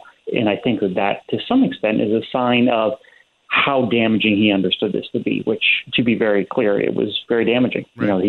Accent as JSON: {"language": "English", "town": "Rochester", "region": "New York", "country": "United States", "said": "I'm actually from Rochester, which is in Western New York"}